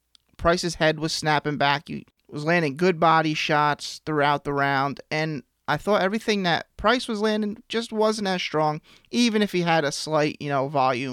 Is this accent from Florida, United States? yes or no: no; New Jersey, United States; We are from New Jersey.